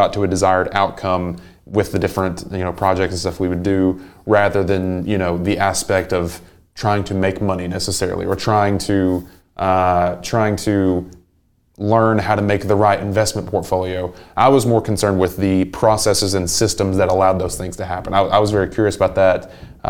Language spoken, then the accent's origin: English; Englewood, Tennessee, United States; moved away as an adult; now in Chattanooga, United States; I'm from about an hour up the road, a really small town called Englewood. And it's got about 1,000 people.